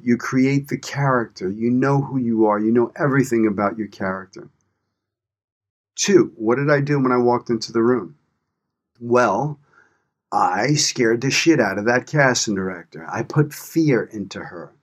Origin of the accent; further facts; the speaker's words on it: New York City, New York, United States; moved away as an adult; also born or lived in Los Angeles; I grew up in Brooklyn, New York. I'm a product of my environment